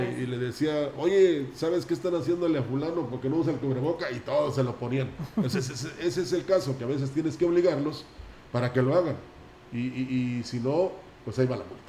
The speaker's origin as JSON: {"language": "Spanish", "country": "Mexico", "said": "así somos los mexicanos y más los vallenses"}